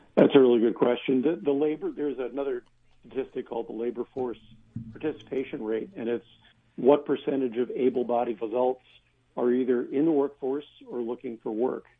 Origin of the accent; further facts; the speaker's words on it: Pennsylvania, United States; I grew up in Pennsylvania